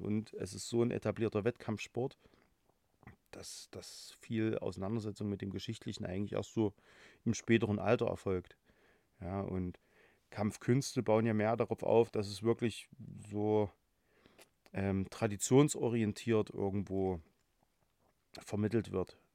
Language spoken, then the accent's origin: German; Halle, Saxony-Anhalt, Germany; gebürtiger Hallenser, äh, wohne auch in Halle